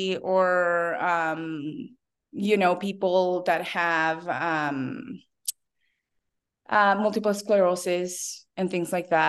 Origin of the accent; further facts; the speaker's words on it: Bolivia; English is a second language; I have to say I was very fortunate because when I was in fourth grade, I was invited to attend this school